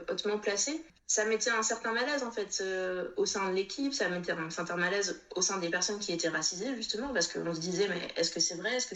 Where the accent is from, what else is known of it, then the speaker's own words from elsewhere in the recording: Réunion, France; que je leur dise que je viens de la Réunion.